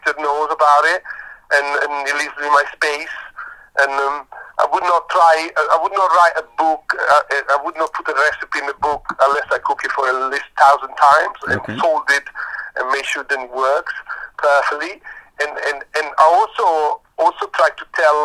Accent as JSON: {"language": "English", "country": "Italy", "tie": "born or raised there", "also_born_or_lived": "Paris", "moved": "as an adult", "lives_now": "London, United Kingdom", "said": "when I was growing up in Italy, in the restaurant of the family"}